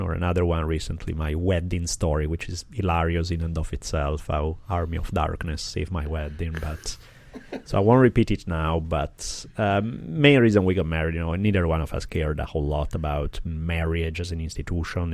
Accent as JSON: {"language": "English", "country": "Italy", "tie": "born or raised there", "said": "I grew up skiing in the Alps in Italy"}